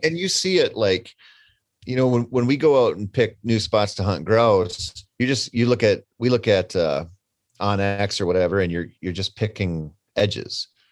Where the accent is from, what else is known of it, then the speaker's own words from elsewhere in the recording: Minnesota, United States; I come from Minnesota, and we have one of the earliest gun seasons in the country